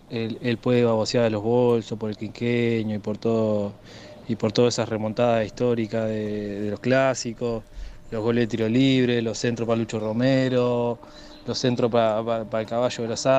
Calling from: Maldonado, Uruguay; Buenas tardes … de Maldonado

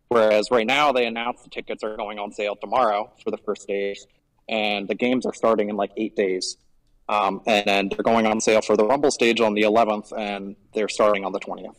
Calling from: Gwangju, South Korea; I am calling from a cafe in Gwangju, South Korea.

